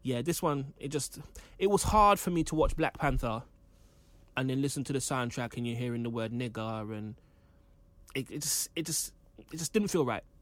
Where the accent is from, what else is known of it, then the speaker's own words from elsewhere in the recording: London, United Kingdom; I grew up in Kendall Rise, um, you know, not gentrified Kenzo Wright, I'm from the real Kenzo Wright.